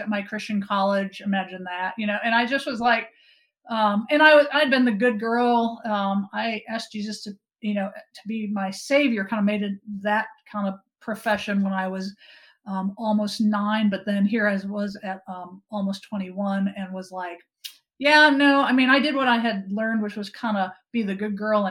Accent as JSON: {"language": "English", "region": "Wisconsin", "country": "United States", "tie": "born or raised there", "said": "Growing up in Wisconsin, we had a big yard in our grandparents' field"}